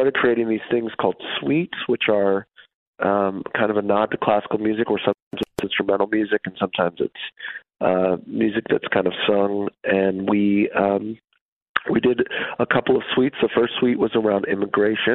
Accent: central Wisconsin, United States; moved away as an adult; also born or lived in West Michigan; now in New York City, United States; I grew up in Wisconsin, actually, in central Wisconsin

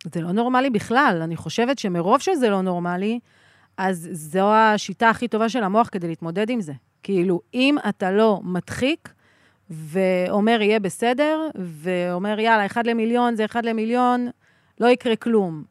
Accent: Sderot, Southern District, Israel; moved away as an adult; now in Ruhama, Israel; אני נולדתי בשדרות

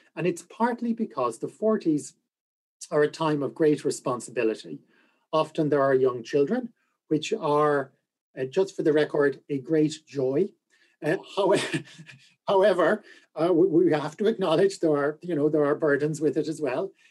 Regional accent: Galway, Connacht, Ireland; I am from Galway.

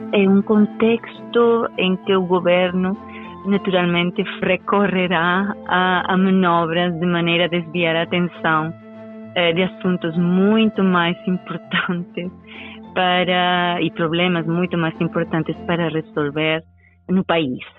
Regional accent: Venezuela; now in Portugal; eu vivi na Venezuela, eu nasci na Venezuela e até eh, vir a, um, a Portugal, um, portanto estou a falar-lhe dos anos 90

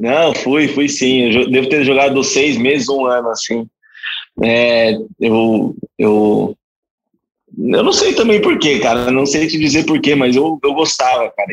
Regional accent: Guarulhos, São Paulo, Brazil; moved away; Mas eu sou de Guarulhos, comecei com futsal no Juventus da Moca aos 9 anos de idade

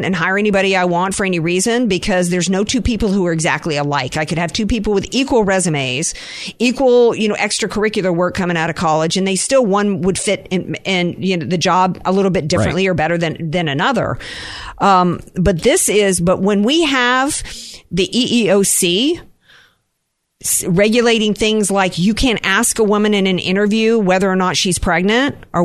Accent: Deep South, United States; now in San Diego, United States; I grew up in the Deep South

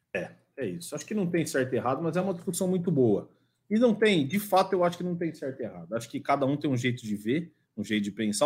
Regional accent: Campinas, São Paulo, Brazil; eu sou de Campinas

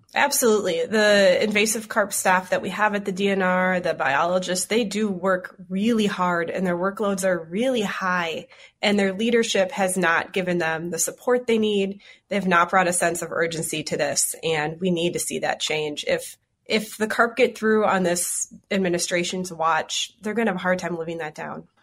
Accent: Twin Cities, Minnesota, United States; I grew up in the Twin Cities, and I live in Minneapolis now

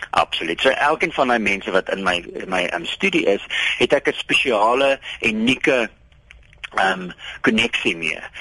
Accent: South Africa; ek is 'n Afrikaner

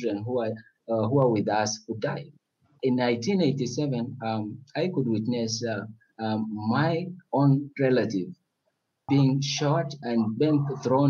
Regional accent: Nuba Mountains, South Kordofan, Sudan; also born or lived in Upper Nile; I was born in Upper Nile, but again, I came when I was small, at the age of 2 months after I was born in Upper Nile. And I came back to Nuba Mountains together with my dad

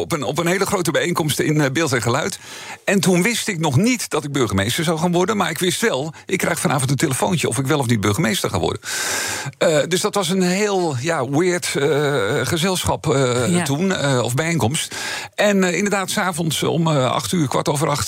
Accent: Netherlands; de plek waar ik vandaan kom, waar ik, eh, waar ik groot geworden ben, waar ik nu al alweer 20 jaar woon, daar ontstond een nieuwe gemeente

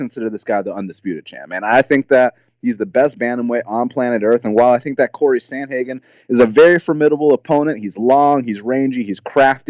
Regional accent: Atlanta, Georgia, United States; my hometown

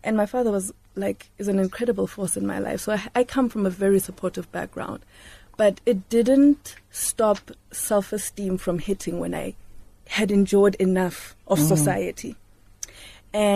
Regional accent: Johannesburg, Gauteng, South Africa; I grew up in Lanesia South

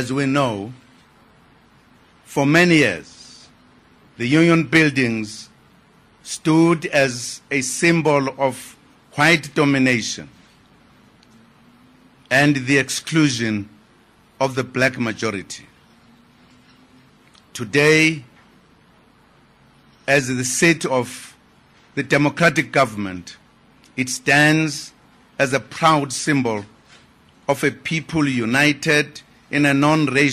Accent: South Africa; As South Africans, we are proud to be the children of Madiba

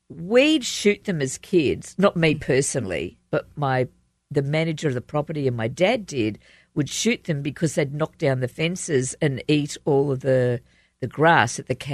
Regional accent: Australia; accent: Australian; moved away; We tend to shorten words. So instead of saying biscuit, we say bicky. Instead of saying an Australian, we're an Aussie.

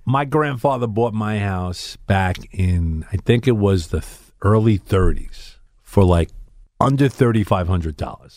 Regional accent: New York City, New York, United States; I'm from Brooklyn

